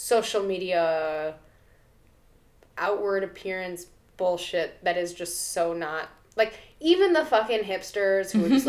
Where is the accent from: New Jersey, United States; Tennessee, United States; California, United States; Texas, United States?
California, United States; San Diego; growing up in San Diego, I definitely got a complex